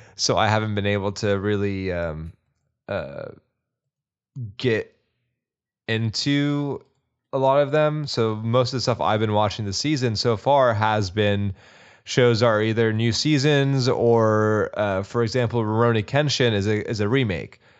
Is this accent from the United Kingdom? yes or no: no; Texas, United States; also born or lived in Austin, Texas; a person who lived in Austin for eight years and a Texan slash kind of an Austin knight now